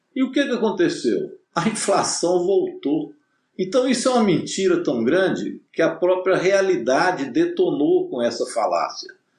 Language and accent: Portuguese; Minas Gerais, Brazil; nós que somos mineiros